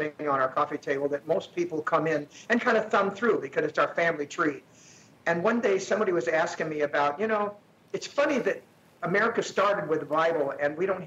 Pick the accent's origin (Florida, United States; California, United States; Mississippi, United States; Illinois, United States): California, United States; Sacramento; moved away as an adult; also born or lived in Las Vegas, Nevada / Nashville, Tennessee; I was raised in Sacramento, California, by my grandparents